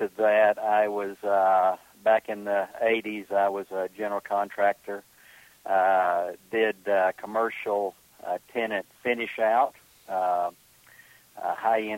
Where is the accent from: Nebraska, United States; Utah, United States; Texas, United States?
Texas, United States; moved away as an adult; now in Atlanta, United States; I grew up in Texas